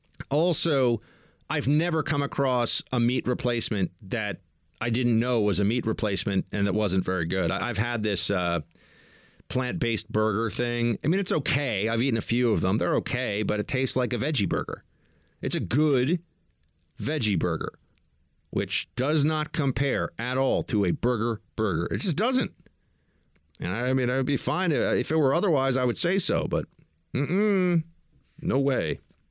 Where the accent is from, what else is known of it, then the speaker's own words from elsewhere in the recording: Oshkosh, Wisconsin, United States; I'm from Oshkosh, and I love Wisconsin.